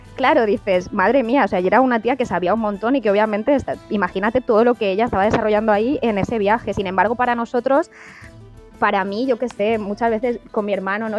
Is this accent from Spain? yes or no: yes; Spain; yo en mi caso como mujer española